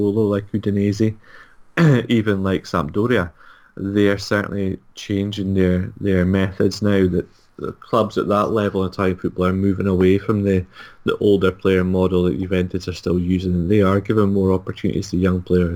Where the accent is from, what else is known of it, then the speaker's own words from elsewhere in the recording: Scotland, United Kingdom; I'm Scottish